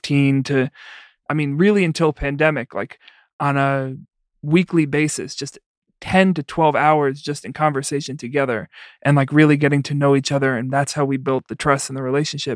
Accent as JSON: {"language": "English", "town": "New York City", "region": "New York", "country": "United States", "also_born_or_lived": "Iowa", "moved": "yes", "lives_now": "Chicago, United States", "said": "I'm from the Bronx originally"}